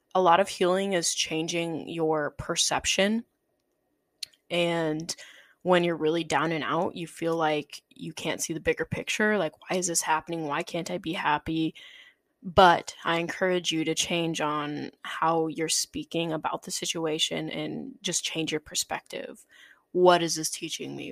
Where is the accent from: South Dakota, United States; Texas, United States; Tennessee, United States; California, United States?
South Dakota, United States; moved away as an adult; now in Chicago, United States; the way I grew up in South Dakota